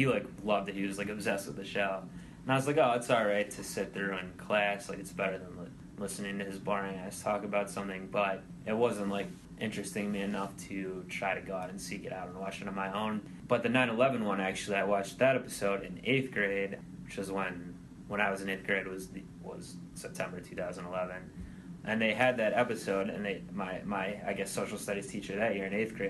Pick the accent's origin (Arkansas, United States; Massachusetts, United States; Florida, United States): Arkansas, United States; I'm from Arkansas.